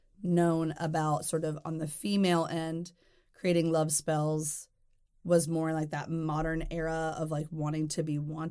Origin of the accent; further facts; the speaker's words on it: Deep South, United States; And also growing up in the Deep South, it may be a little bit different, but in other places, but it still felt very, very present.